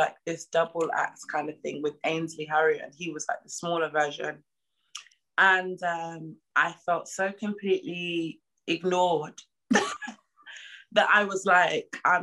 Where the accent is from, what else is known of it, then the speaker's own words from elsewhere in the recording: London, United Kingdom; I'm from East London